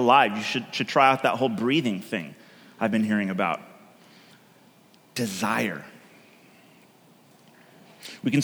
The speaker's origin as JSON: {"language": "English", "region": "California", "country": "United States", "moved": "yes", "lives_now": "Oregon, United States", "said": "I come from California"}